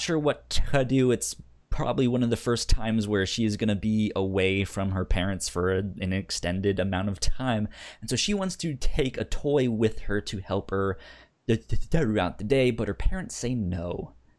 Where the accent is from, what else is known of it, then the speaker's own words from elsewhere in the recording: Northern Virginia, United States; I grew up in Northern Virginia